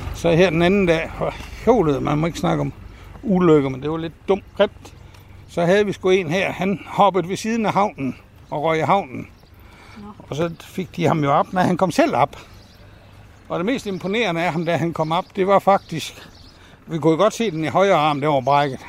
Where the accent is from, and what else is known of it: Tunø, Central Denmark Region, Denmark; born or raised there; also born or lived in Aarhus / Vildbjerg